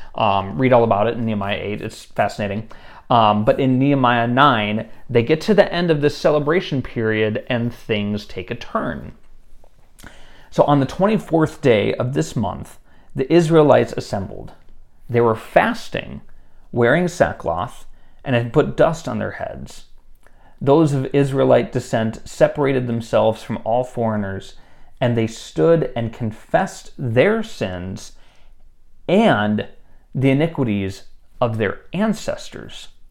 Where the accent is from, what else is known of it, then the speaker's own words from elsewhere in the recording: United States; as an American who has been raised in a very individualistic society